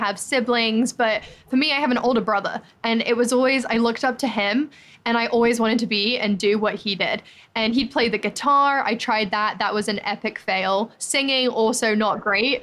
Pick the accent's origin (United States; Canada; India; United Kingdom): United Kingdom; England; moved away; I'm actually from England